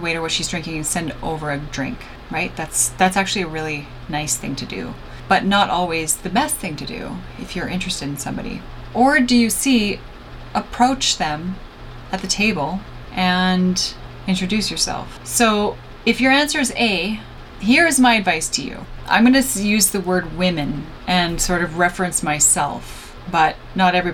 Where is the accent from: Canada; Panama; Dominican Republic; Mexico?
Canada; I'm Canadian.